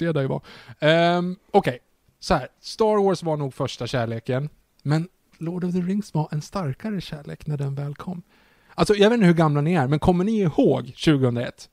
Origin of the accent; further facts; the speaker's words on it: Sweden; man som svensk